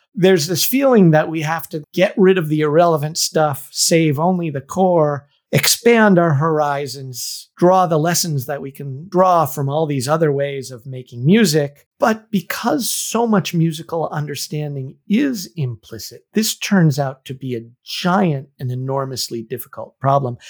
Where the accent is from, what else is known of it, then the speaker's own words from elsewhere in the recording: Northampton, Massachusetts, United States; I was born in Northampton, Massachusetts, which is a lovely little college town in Western Massachusetts